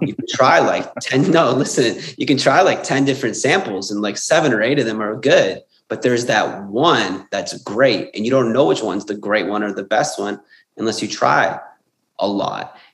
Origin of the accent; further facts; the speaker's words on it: Windsor, Ontario, Canada; also born or lived in Sydney; I'm originally from Windsor, Ontario, Canada